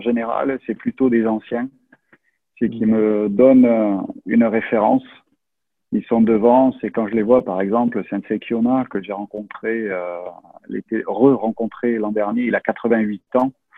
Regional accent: France; also born or lived in Toulouse; je suis français

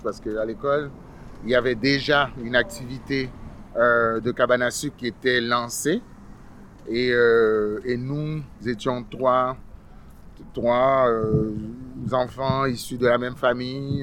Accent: Quebec, Canada; also born or lived in Haiti; je suis arrivé au Québec, euh, ça fait très très longtemps, j'étais très jeune, euh, j'avais une dizaine d'années. Je suis arrivé d'Haïti en 1977.

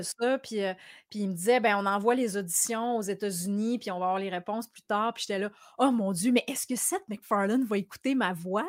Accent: Quebec City, Quebec, Canada; quand j'étais petite à Québec

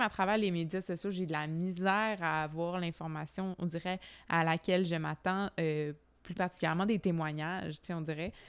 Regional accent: Quebec, Canada; en tant que Québécois nord-américain

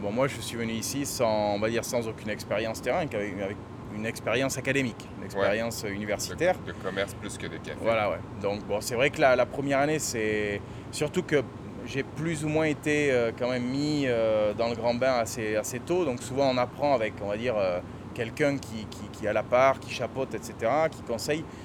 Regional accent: Bordeaux, Nouvelle-Aquitaine, France; accent: southern; moved away as an adult; also born or lived in Bayonne; now in Costa Rica; Bordelais, Bordelais. Bah, même si j'ai l'accent du Sud

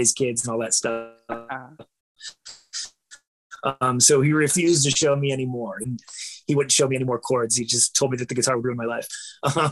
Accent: Bucyrus, Ohio, United States; also born or lived in Galion, Ohio; I was born in a Galien hospital in Galien, Ohio, but it was like 8 miles away from the town that I grew up in, called Bucyrus, Ohio.

